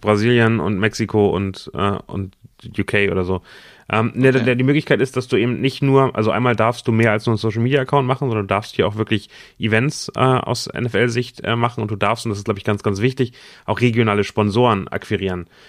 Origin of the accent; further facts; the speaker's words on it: Germany; für uns als Deutsche